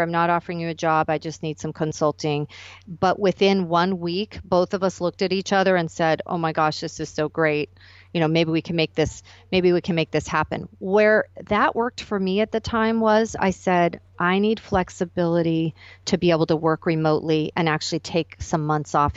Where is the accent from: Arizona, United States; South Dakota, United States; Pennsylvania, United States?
Arizona, United States; moved away as an adult; So that moved me back to my hometown of Arizona temporarily